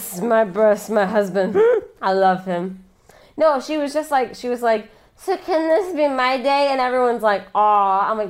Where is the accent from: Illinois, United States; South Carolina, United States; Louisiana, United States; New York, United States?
Illinois, United States; Chicago; I'm from Chicago